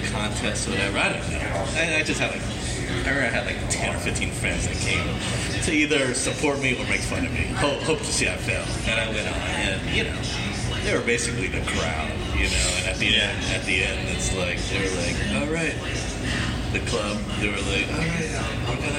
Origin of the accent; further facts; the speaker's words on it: Kansas, United States; moved away; I grew up in Kansas